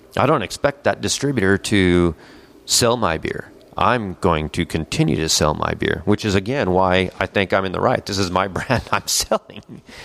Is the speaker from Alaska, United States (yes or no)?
no; El Paso, Texas, United States; moved away as an adult; also born or lived in Lubbock, Texas; now in Dallas, United States; I'm originally from El Paso, Texas